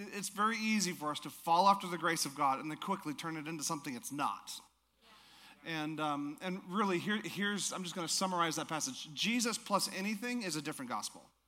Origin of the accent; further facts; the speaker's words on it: Alaska, United States; I'm from Alaska